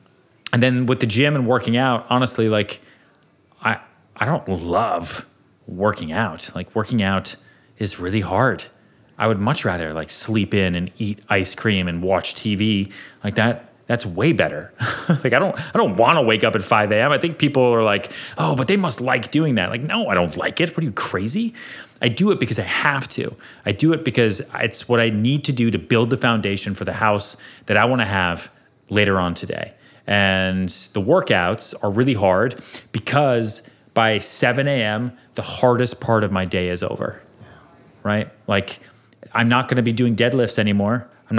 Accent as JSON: {"language": "English", "country": "Sweden", "said": "We're both from Sweden."}